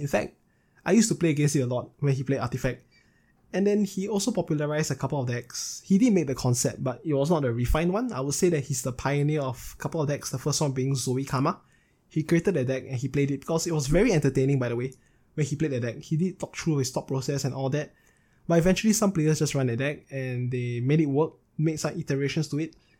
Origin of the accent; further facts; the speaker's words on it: Singapore; I was settled down in Singapore, which is my home state, if you guys are not aware, I'm from Singapore.